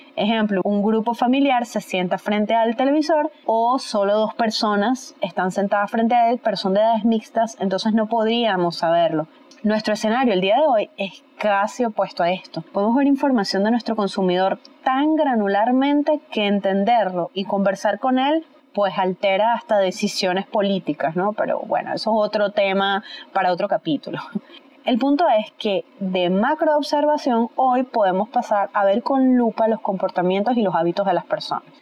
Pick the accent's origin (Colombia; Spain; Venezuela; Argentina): Venezuela; en mi país, Venezuela